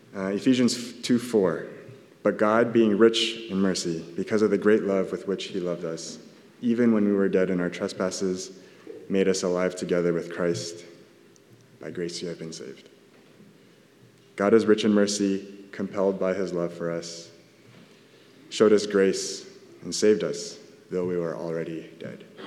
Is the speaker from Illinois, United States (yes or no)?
no; Southern California, United States; I'm from SoCal